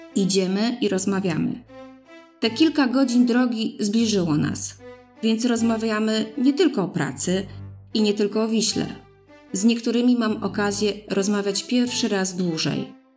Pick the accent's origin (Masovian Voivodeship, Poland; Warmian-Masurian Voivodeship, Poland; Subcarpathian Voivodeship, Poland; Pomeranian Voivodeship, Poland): Masovian Voivodeship, Poland; Mińsk Mazowiecki; mojego rodzinnego miasta, Mińska Mazowieckiego, oddalonego 30 km od Warszawy